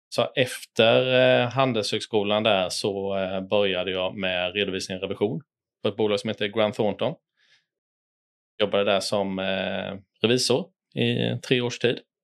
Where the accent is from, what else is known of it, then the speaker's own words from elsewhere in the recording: Tenhult, Jönköping County, Sweden; also born or lived in Lekeryd; Jag kommer från en eh, liten by utanför Jönköping som heter eh, Tenhult. Eh, jag växte upp eh, bredvid Kabefabriken